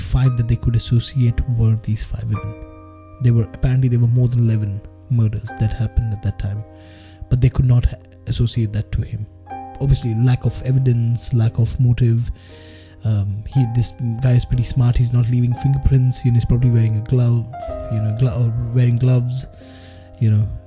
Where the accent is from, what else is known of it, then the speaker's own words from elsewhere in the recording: India; I'm Indian